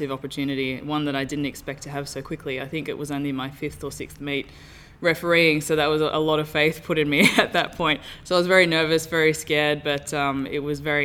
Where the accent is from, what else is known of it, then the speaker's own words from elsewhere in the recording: Tamworth, New South Wales, Australia; moved away as an adult; now in Perth, Australia; in my hometown. I'm from Tamworth in New South Wales